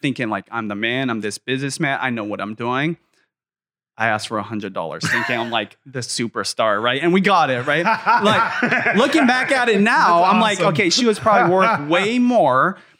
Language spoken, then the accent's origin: English; Seattle, Washington, United States; I still live literally in the same quarter mile area of the neighborhood I grew up in North Seattle for the last 25 years.